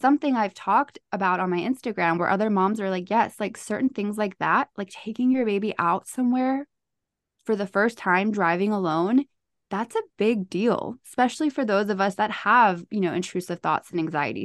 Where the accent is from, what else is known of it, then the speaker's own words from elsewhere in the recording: Charlotte, North Carolina, United States; I am from North Carolina here in Charlotte